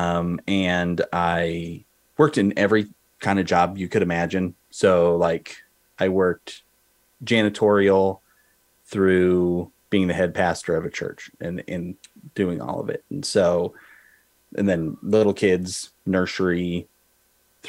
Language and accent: English; Oregon, United States; also born or lived in Boise, Idaho; So I grew up in Oregon